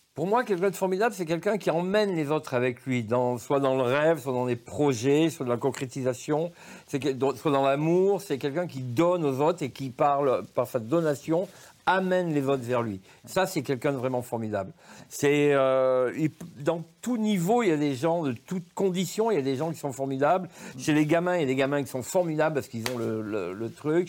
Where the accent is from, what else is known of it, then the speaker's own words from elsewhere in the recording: Saou, Auvergne-Rhône-Alpes, France; chez nous, à Sous